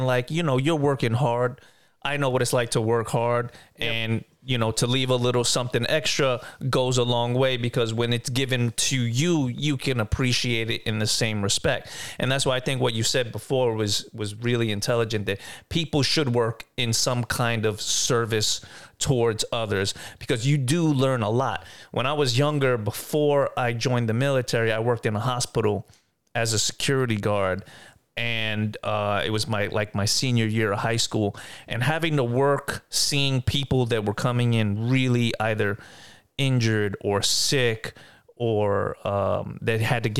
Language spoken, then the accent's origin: English; New York City, New York, United States; now in West Palm Beach, United States; growing up in Brooklyn, like, when we didn't have much